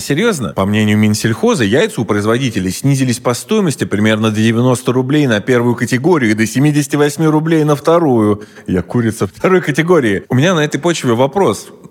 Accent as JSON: {"language": "Russian", "country": "Russia", "said": "я же сам русский"}